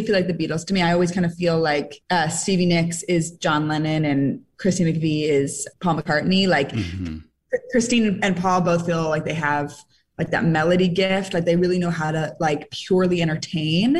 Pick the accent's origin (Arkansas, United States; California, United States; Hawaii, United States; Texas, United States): California, United States; San Francisco; I'm from San Francisco.